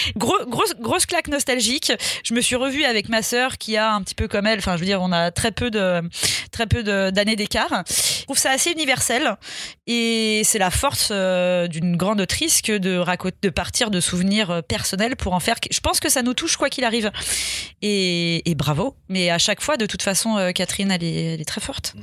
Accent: Lyon, Auvergne-Rhône-Alpes, France; je suis une enfant de la ville, j'ai grandi euh, à Lyon.

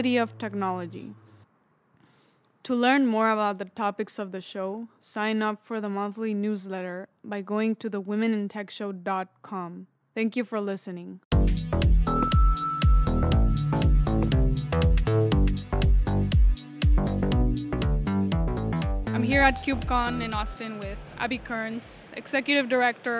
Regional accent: Mexico; moved away; I'm originally from Mexico

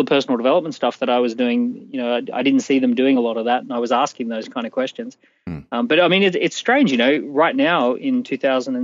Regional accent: Australia; accent: Australian; I'm Australian from mm-hmm. birth

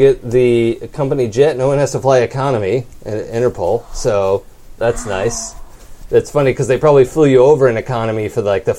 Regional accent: Wisconsin, United States; accent: Wisconsin; my Wisconsin accent can turn into Scottish

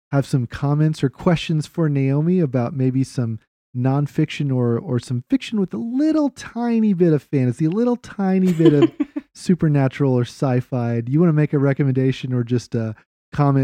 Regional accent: Austin, Texas, United States; I grew up in Austin

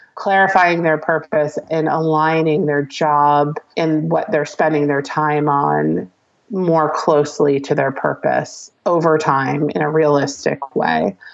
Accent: New Jersey, United States; I'm a Jersey girl.

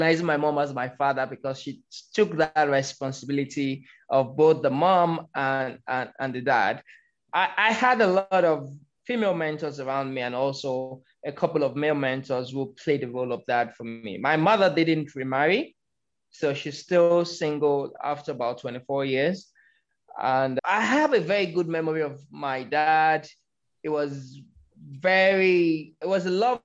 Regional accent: Lagos, Nigeria; born or raised there; moved away as an adult; now in Abuja, Nigeria

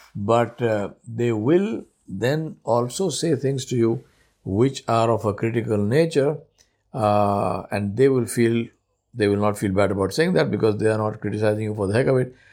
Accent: India; first language Urdu; English is a second language; moved away as an adult; also born or lived in Guyana; I'm from India.

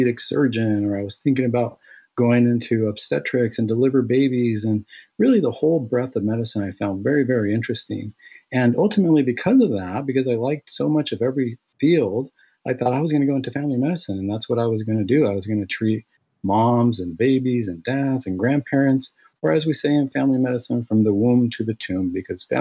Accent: Santa Ana, California, United States; I was born and raised here in Southern California. I grew up in the city of Santa Ana

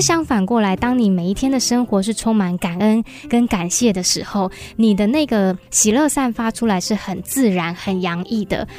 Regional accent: Hsinchu, Hsinchu City, Taiwan; 我也是新竹土生土长

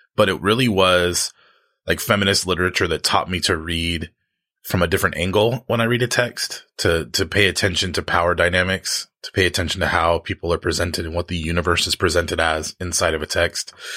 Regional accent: United States; my social location as an American

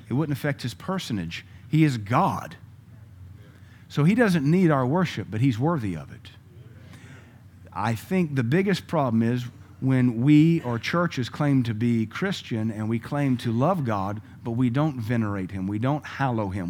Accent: United States; I'm an American

